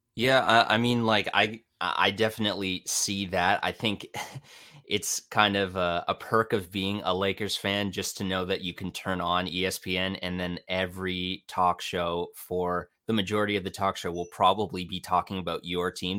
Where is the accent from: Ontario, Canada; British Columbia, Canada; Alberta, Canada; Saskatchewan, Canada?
Ontario, Canada; I'm Canadian. I'm in my mid-twenties. Uh, I'm from a small city, few, few hours outside of Toronto